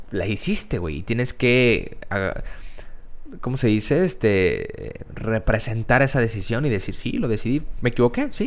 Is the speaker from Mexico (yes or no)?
yes; Mexico; Sé que yo también soy mexicano